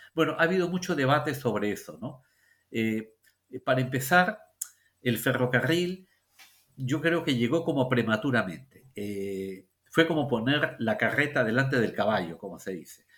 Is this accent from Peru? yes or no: yes; Peru; los peruanos